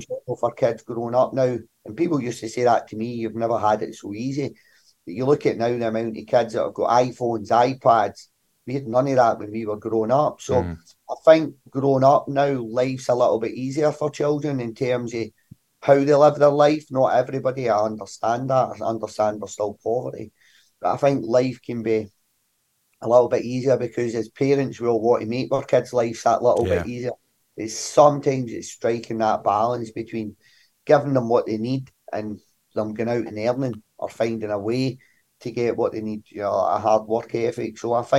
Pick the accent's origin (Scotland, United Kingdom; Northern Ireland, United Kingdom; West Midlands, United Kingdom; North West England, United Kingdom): Scotland, United Kingdom; Glasgow; the Govan shipyards, growing up in Govan. Like myself, like sharing a bedroom with my younger brother most of my life.